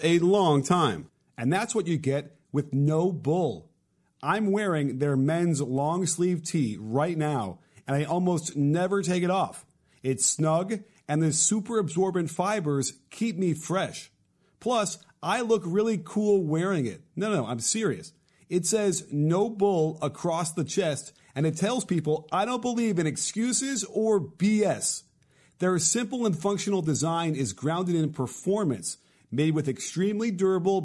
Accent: Chicago, Illinois, United States; now in Los Angeles, United States; I grew up in Chicago

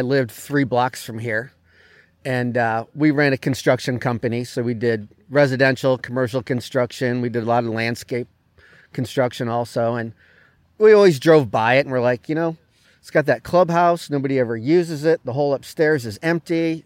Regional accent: New England, United States; moved away; I grew up in New England

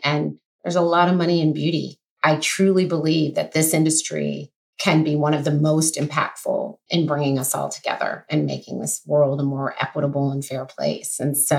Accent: Kenya; I mean, I'm a Kenyan girl that's never sold a product internationally.

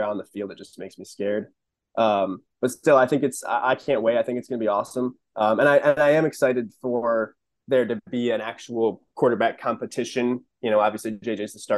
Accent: Ann Arbor, Michigan, United States; growing up in Ann Arbor

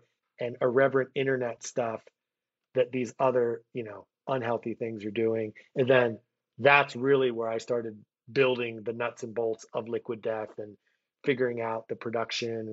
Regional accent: Philadelphia, Pennsylvania, United States; moved away; I moved back to my hometown of Philadelphia

